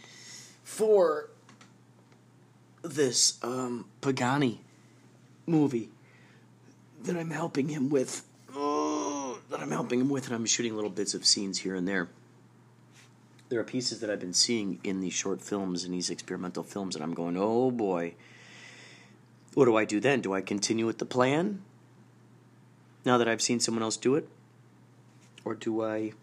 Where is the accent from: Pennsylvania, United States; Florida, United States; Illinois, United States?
Illinois, United States; Carol Stream; I grew up in Carroll Stream, Illinois